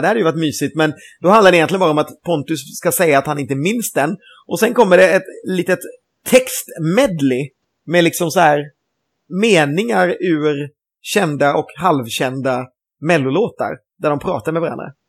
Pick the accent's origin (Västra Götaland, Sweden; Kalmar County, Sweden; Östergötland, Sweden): Västra Götaland, Sweden; Gothenburg; som göteborgare